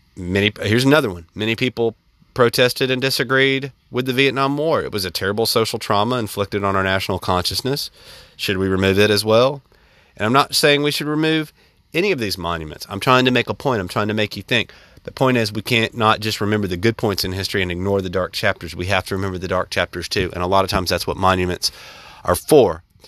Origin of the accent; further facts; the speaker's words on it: central Alabama, United States; I grew up in the South. I grew up in the, you know, the mid, mid, uh, s-, part of, uh, the state of Alabama